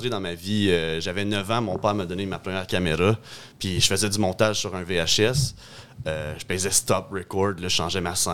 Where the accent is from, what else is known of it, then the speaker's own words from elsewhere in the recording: Lefaivre, Ontario, Canada; also born or lived in Hawkesbury, Ontario; j'étais un petit gars de Lefebvre en Ontario.